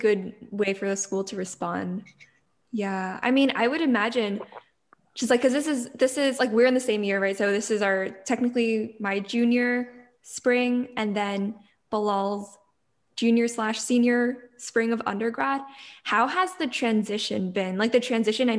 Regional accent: New York, United States; we're from New York originally

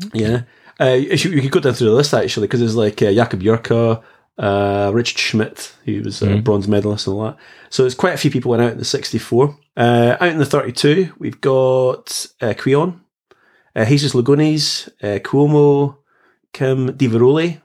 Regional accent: Scotland, United Kingdom; I come from we come from Scotland.

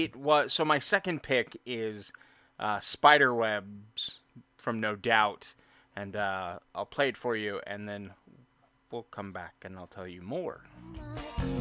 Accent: Orange County, California, United States; I grew up in Orange County, California

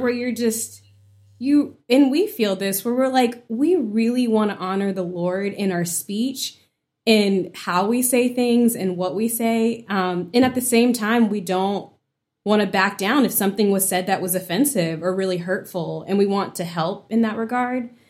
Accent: Woodbridge, Virginia, United States; So, I grew up in Woodbridge, Virginia. It's about thirty miles south of D C.

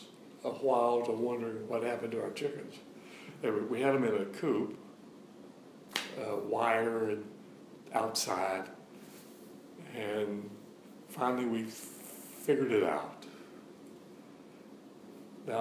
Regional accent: the South, United States; I grew up in the South, and you could hear the coon dogs running every night

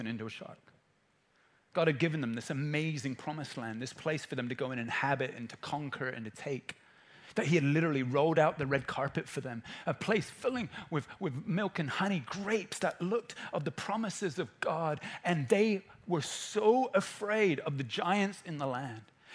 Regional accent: England, United Kingdom; I'm an English person who's 14

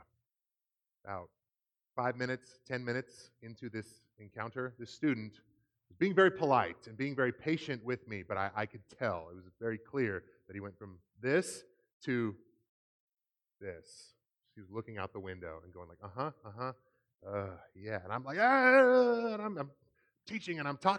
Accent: Seattle, Washington, United States; I grew up in the Seattle area

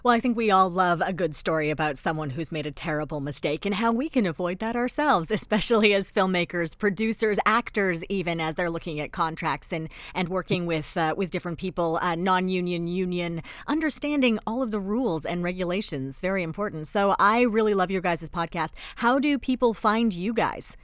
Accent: Canada; also born or lived in Toronto / England; we're from Canada

